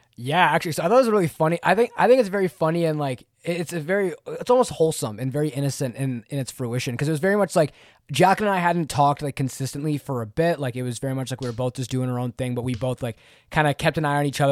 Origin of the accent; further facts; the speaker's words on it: Canada; I'm Canadian, Canadian, eh